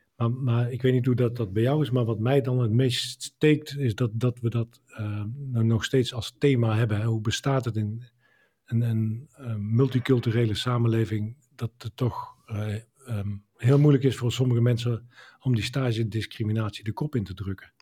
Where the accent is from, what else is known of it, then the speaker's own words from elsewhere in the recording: Dongen, North Brabant, Netherlands; we hadden in, in mijn woonplaats Dongen een eh, binnenzwembad